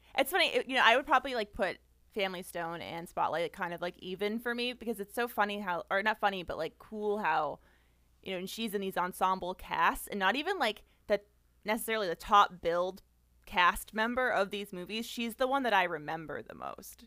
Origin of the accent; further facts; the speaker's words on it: Boston, Massachusetts, United States; I'm from the Boston area